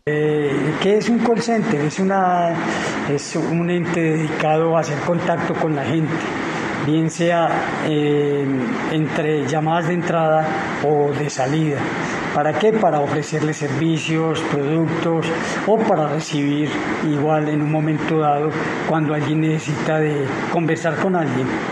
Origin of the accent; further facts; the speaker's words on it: Guaduas, Cundinamarca, Colombia; la gente de mi pueblo